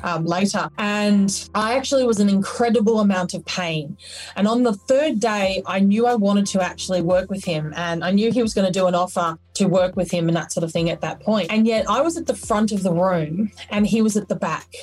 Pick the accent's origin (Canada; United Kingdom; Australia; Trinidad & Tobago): Australia